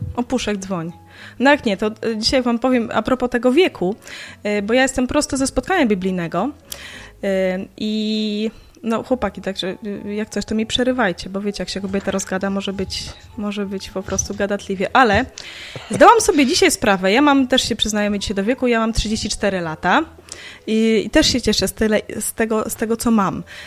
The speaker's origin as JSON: {"language": "Polish", "town": "Białystok", "region": "Podlaskie Voivodeship", "country": "Poland", "tie": "born or raised there", "moved": "yes", "lives_now": "Lublin, Poland", "said": "z Białegostoku, mojego rodzinnego miasta"}